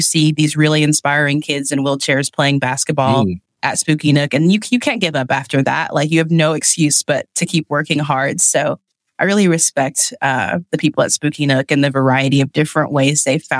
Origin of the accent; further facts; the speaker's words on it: East Tennessee, United States; now in Lancaster County, Pennsylvania, United States; I grew up in East Tennessee originally